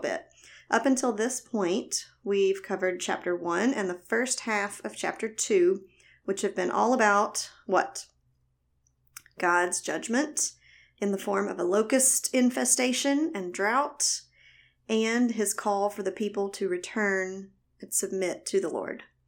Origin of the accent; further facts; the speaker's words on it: the South, United States; accent: Southern; also born or lived in Alabama; If you can't tell by my voice, I was born and raised in the South